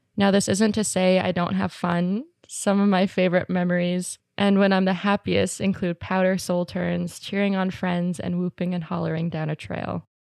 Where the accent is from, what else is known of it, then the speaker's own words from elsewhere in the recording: Squamish, British Columbia, Canada; I grew up in Squamish